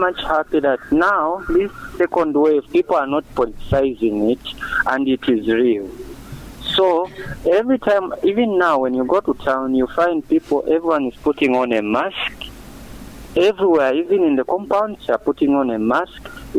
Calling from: Mazabuka, Southern Province, Zambia; Yeah, sir, this is Mr. … within Mazabuka.

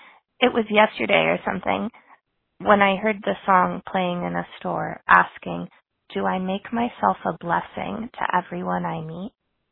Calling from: Santa Barbara, California, United States; I'm calling from Santa Barbara, California

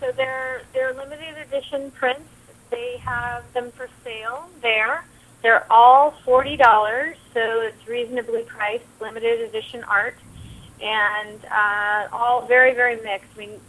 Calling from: Manhattan, New York, United States; Yeah, I'm calling you from Manhattan, and it is a beautiful summer day.

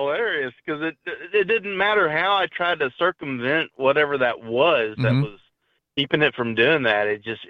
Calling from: Missouri, United States

